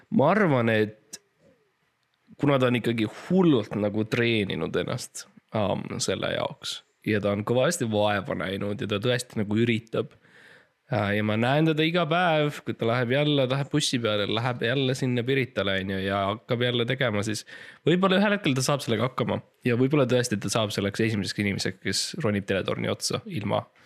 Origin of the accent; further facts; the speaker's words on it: Estonia; ma olen eestlane